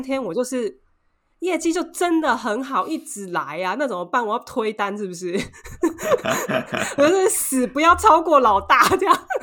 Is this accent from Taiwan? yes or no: yes; Taiwan; now in Paris, France; 我们台湾人